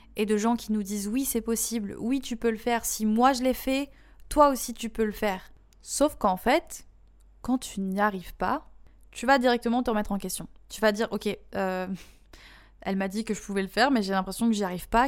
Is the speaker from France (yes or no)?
yes; France